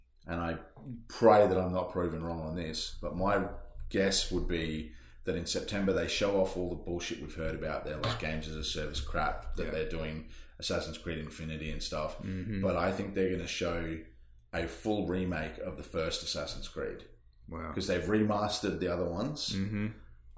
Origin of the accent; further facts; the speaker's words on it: Queensland, Australia; As an Australian, as a Queenslander